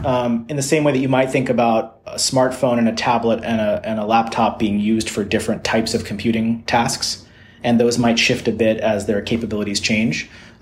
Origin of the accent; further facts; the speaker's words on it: Georgia, United States; also born or lived in Louisiana / Texas; And, you know, I grew up in the southern United States. I grew up in Georgia and Louisiana and Texas.